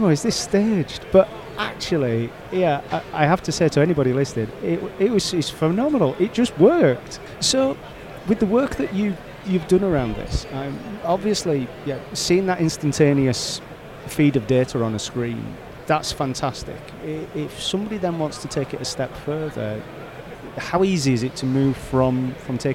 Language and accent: English; England, United Kingdom; being English